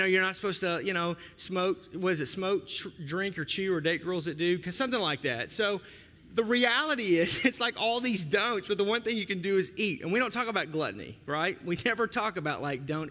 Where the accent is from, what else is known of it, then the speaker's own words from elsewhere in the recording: Arkansas, United States; now in Milwaukee, United States; I'm from Arkansas